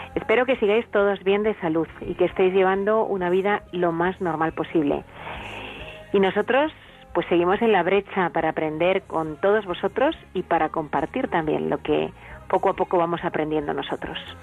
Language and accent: Spanish; Spain; como somos los españoles